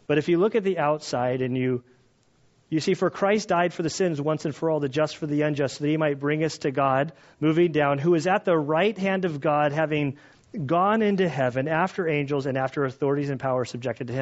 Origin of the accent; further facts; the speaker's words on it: United States; I as an American